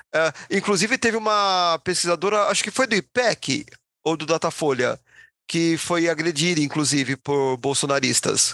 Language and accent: Portuguese; São Paulo, Brazil; como a gente é tudo paulista